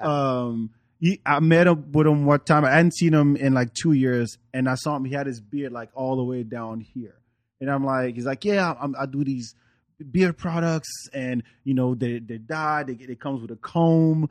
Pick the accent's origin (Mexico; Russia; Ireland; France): France; moved away; also born or lived in Africa; growing up in France, I didn't grow up in the, in the hood